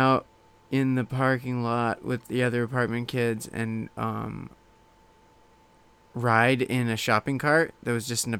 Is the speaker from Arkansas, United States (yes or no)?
no; Reno, Nevada, United States; also born or lived in Bay Area, California; I was born in the Bay Area. The Bay Area. Only lived there till I was 2. So then we moved to Reno.